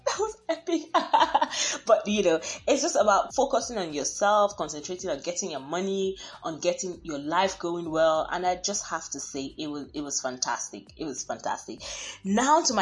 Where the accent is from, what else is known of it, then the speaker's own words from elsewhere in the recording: Nigeria; I am Nigerian